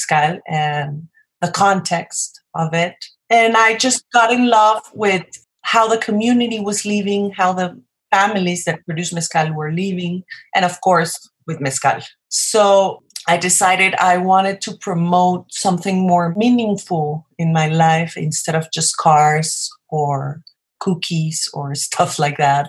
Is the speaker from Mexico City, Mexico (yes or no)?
yes; Mexico City, Mexico; moved away as an adult; now in Oaxaca, Mexico; I was born in Mexico City. I'm a Mexican.